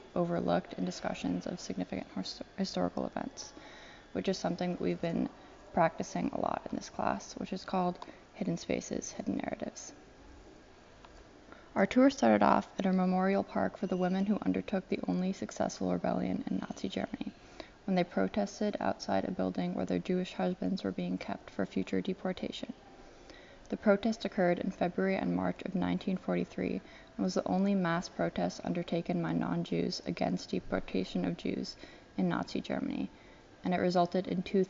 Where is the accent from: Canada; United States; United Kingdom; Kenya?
Kenya; Nairobi; moved away; I grew up in Nairobi, Kenya